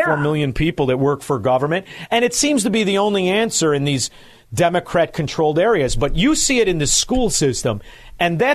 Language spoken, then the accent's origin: English; Chicago, Illinois, United States; I'm from Chicago